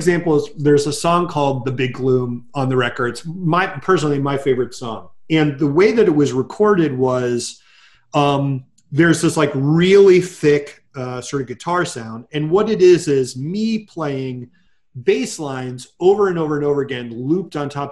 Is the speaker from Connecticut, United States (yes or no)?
yes; Connecticut, United States; also born or lived in Massachusetts / Japan; I was born in Massachusetts, but I've lived in Connecticut pretty much all my life